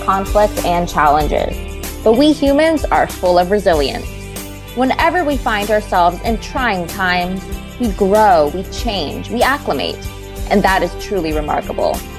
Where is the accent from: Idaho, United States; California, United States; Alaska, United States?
California, United States; Central Valley; I'm from the Central Valley